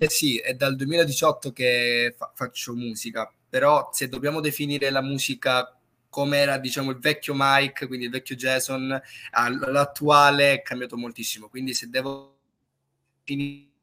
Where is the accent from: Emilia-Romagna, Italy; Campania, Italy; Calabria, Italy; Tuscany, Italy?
Calabria, Italy; Crotone; Calabria, sì, sì, sì. E, eh, e, qui nella mia città, nella piccola città di Crotone